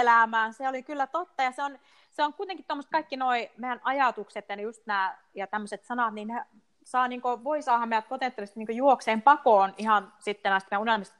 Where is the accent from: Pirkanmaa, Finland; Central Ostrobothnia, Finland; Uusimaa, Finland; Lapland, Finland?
Lapland, Finland; Rovaniemi; moved away as an adult; palasin Suomeen ja palasin nimenomaan Rovaniemelle